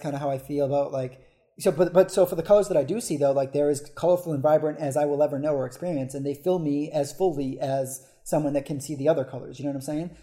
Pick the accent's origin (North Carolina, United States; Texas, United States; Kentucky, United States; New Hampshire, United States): New Hampshire, United States; moved away as an adult; now in Philadelphia, United States; I'm originally from New Hampshire